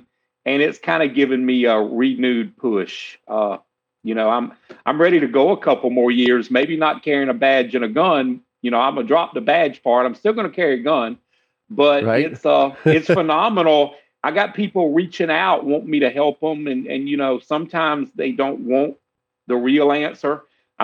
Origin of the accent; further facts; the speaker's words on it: South Carolina, United States; I'm from South Carolina. Been here my whole life